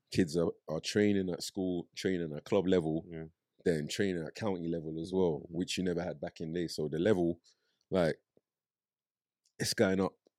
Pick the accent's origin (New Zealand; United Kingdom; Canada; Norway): United Kingdom; London; also born or lived in Nigeria; I grew up in Brixton